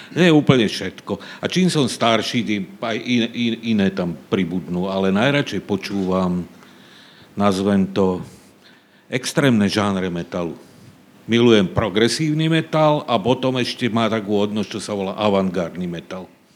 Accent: Záhorie, Slovakia; accent: Záhorie dialect (záhoráčtina); first language Záhorie dialect; okrem slovenčiny, češtiny a záhoráčtiny, čo je môj rodný jazyk

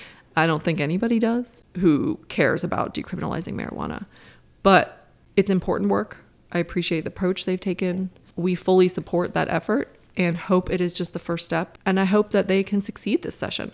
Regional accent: Cincinnati, Ohio, United States; also born or lived in Durham, North Carolina; now in North Carolina, United States; I grew up in Cincinnati

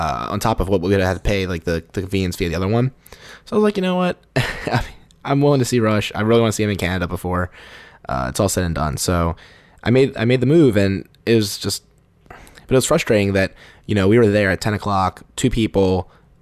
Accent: Baltimore, Maryland, United States; we're all from Baltimore

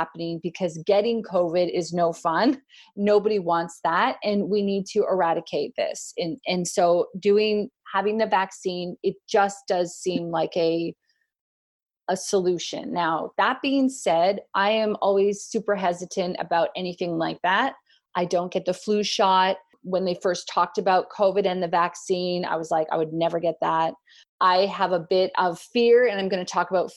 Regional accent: Canada; also born or lived in North Queensland, Australia; now in Australia; I'm a Canadian. I live in Australia

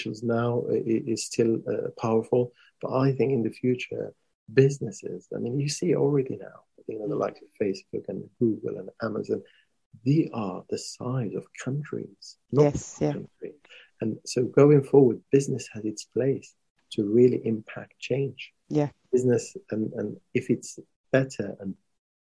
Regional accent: Morocco; I come from Morocco. We were colonized by the French

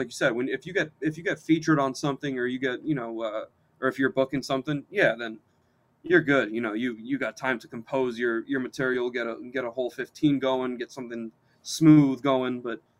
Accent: Texas, United States; now in California, United States; I was born in Texas.

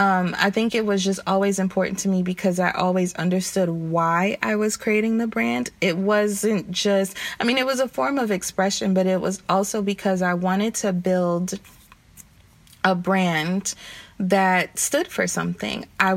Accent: the South, United States; I'm from the South, so every time summer would come around or spring break would come around

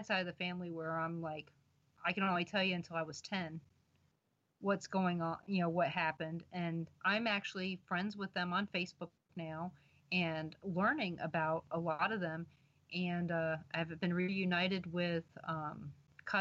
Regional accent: Baltimore, Maryland, United States; I'm being from Baltimore, of course, you know, went down to Richmond all the time.

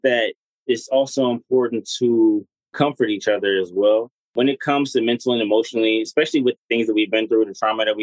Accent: Detroit, Michigan, United States; we're from Detroit.

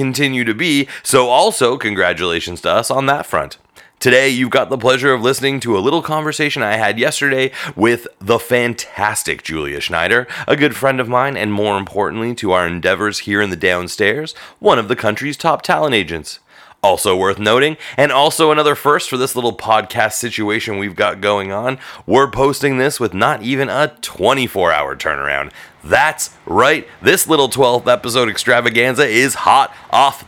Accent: Thornhill, Ontario, Canada; I grew up in Thornhill

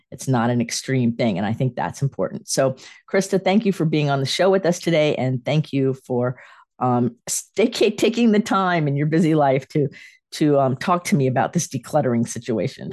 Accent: Sarasota, Florida, United States; moved away as an adult; also born or lived in Clearwater / Gainesville / Tampa; now in North Carolina, United States; I was raised in Sarasota and moved here to North Carolina from Clearwater.

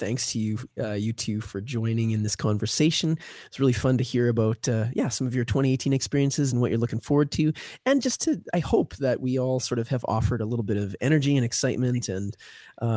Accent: Canada; we're Canadian

